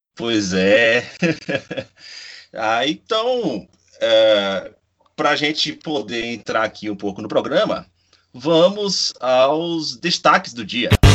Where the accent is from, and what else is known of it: Bahia, Brazil